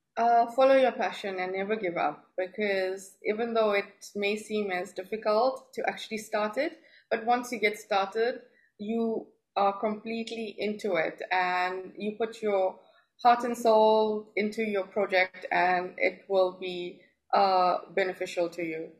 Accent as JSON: {"language": "English", "country": "South Africa", "moved": "as an adult", "lives_now": "Dubai, United Arab Emirates", "said": "I'm from South Africa. I've uh, been in Dubai for the past four years now"}